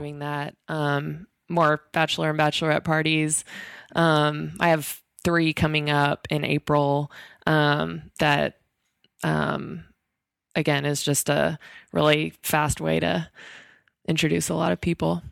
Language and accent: English; Texas, United States; I'm from Texas